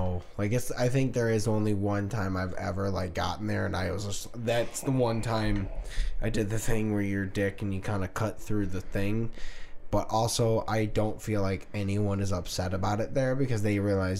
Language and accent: English; Kansas, United States; I'm from Kansas.